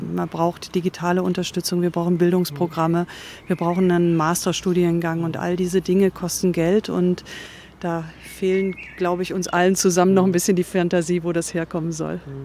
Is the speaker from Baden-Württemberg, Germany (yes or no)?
yes; Reutlingen, Baden-Württemberg, Germany; also born or lived in Cologne; now in Berlin, Germany; ich komme aus Reutlingen